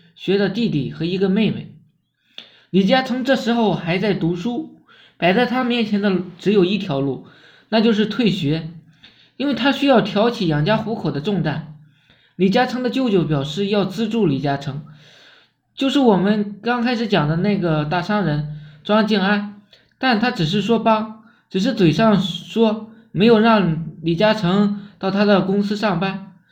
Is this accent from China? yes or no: yes; China; 我们中国人有一句古话